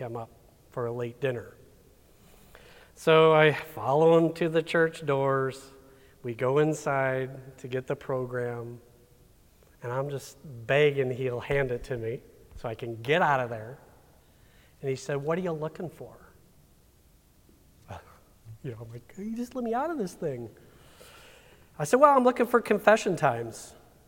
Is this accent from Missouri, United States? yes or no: yes; St. Charles, Missouri, United States; We're from St. Charles.